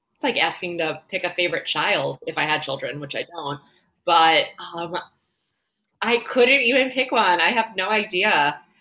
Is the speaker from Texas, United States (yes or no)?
no; Long Island, New York, United States; moved away as an adult; also born or lived in Boca Raton, Florida; now in Miami, United States; I'm originally from New York. I grew up on Long Island.